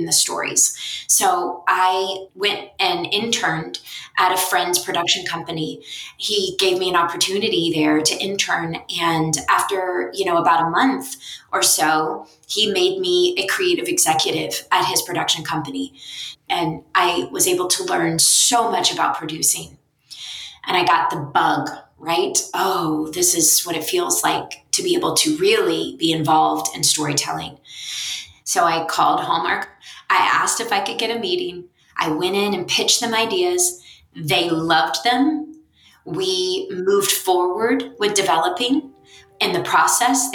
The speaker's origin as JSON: {"language": "English", "town": "Blackshear", "region": "Georgia", "country": "United States", "moved": "yes", "said": "I'm in Blackshear with my family"}